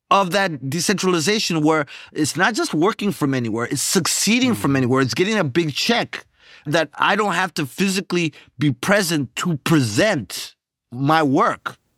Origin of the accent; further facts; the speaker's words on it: Zimbabwe; moved away; also born or lived in Rwanda / Bulawayo, Zimbabwe; I'm from Rwanda, but I grew up in Zimbabwe